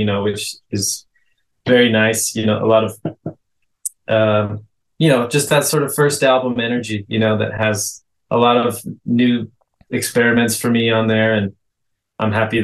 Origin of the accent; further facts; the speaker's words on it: Los Angeles, California, United States; I was raised here in LA.